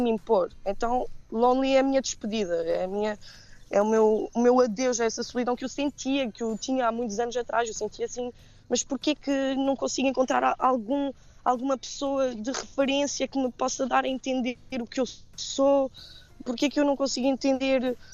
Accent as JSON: {"language": "Portuguese", "region": "Geneva", "country": "Switzerland", "tie": "born or raised there", "moved": "as an adult", "lives_now": "Portugal", "said": "eu nasci na Suíça, né? Os meus pais são imigrantes. Uhum. Um, ehm, que emigraram nos anos 80 em, em Genebra"}